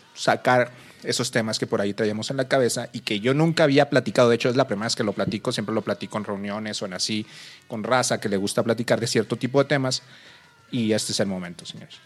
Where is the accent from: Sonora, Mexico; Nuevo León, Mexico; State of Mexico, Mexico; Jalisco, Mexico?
Nuevo León, Mexico; Monterrey; moved away as an adult; now in Mexico City, Mexico; Yo soy de Monterrey, la raza. Por, este, me vine a vivir aquí el DF, tengo dos años.